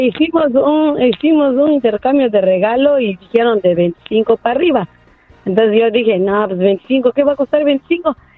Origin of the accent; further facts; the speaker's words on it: Oaxaca, Mexico; soy de Oaxaca, México